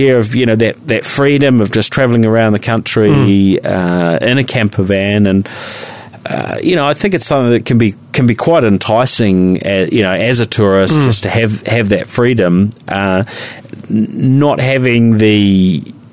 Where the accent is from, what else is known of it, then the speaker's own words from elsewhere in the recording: Christchurch, Canterbury, New Zealand; I remember growing up in Christchurch